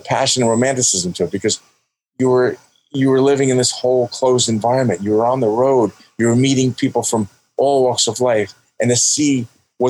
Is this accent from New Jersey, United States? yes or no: yes; New Jersey, United States; I said that I was from New Jersey